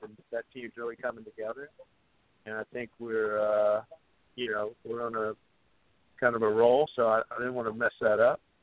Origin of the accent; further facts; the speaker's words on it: Virginia, United States; I'm from Virginia